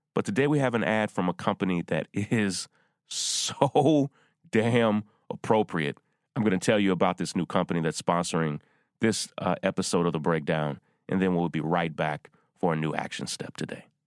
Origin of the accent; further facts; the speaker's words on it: Versailles, Kentucky, United States; my hometown where I grew up in Versailles, Kentucky